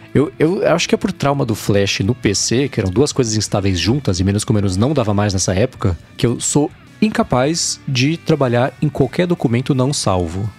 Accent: São Paulo, Brazil; Minha vida sempre esteve em São Paulo, né, no Brasil

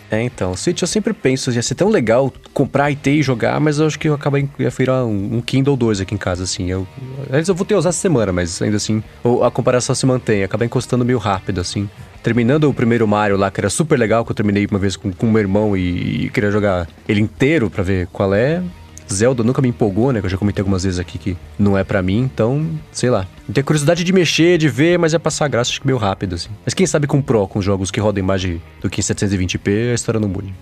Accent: São Paulo, Brazil; eu que sou de São Paulo

